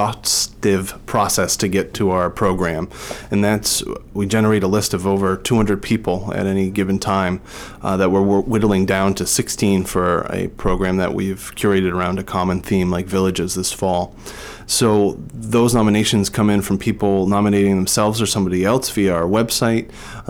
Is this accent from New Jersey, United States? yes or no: yes; New Jersey, United States; moved away as an adult; now in Boston, United States; I was 18 and I moved from New Jersey to Boston, and I was going to Boston University